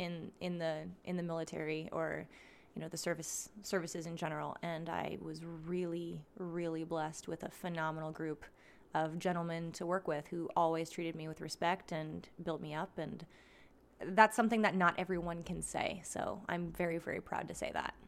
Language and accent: English; Schuylkill Haven, Pennsylvania, United States; my town